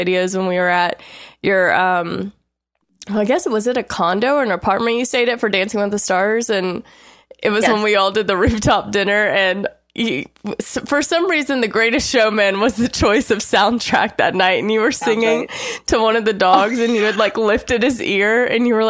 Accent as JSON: {"language": "English", "region": "Louisiana", "country": "United States", "said": "We're both from Louisiana"}